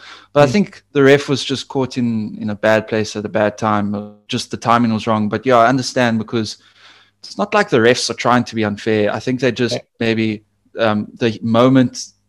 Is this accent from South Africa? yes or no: yes; South Africa; I'm South African